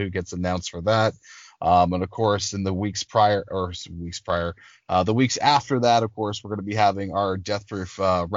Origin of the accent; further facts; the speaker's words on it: Canada; being Canadian and growing up